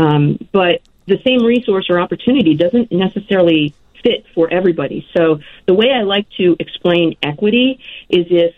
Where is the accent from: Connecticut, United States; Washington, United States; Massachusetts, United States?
Connecticut, United States; now in Miami, United States; Originally, I grew up in Connecticut, but I am now based out of Miami.